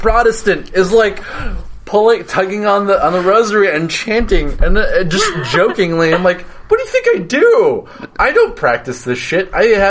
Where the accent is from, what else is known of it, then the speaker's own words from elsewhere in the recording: United States; I'm first-generation American.